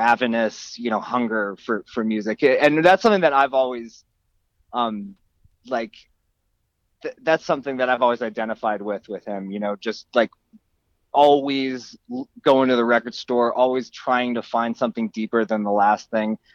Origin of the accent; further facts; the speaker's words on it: Horsham, Pennsylvania, United States; I am from a town in Pennsylvania called Horsham, and I still live not far from there.